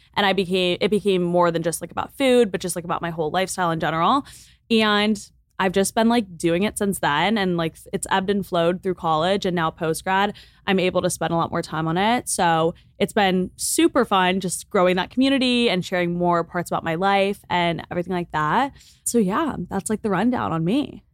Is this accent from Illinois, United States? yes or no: yes; Lake Forest, Illinois, United States; moved away as an adult; now in Los Angeles, United States; I'm from Lake Forest, Illinois, which is a suburb on the North Shore of Chicago.